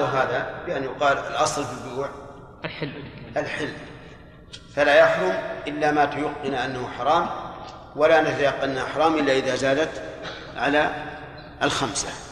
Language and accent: Arabic; Saudi Arabia; هنا في عندنا في, في المملكة